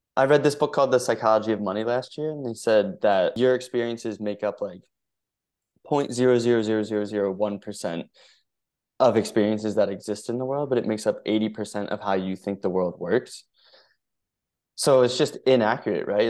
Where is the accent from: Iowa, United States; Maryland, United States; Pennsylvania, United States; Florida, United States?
Pennsylvania, United States; Philadelphia; I grew up in the Philly area